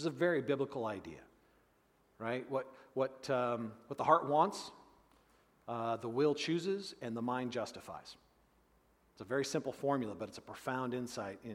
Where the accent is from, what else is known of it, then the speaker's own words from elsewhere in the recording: United States; us as modern American Christians